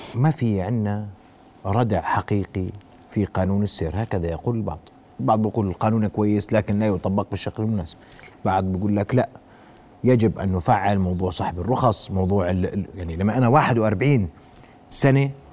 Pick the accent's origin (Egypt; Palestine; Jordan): Jordan